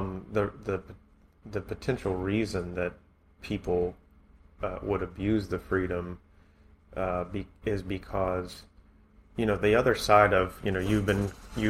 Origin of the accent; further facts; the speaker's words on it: United States; we grew up in America